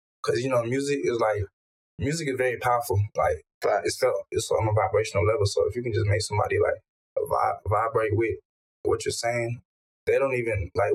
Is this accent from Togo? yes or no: yes; Togo; moved away; my country. I was born in Togo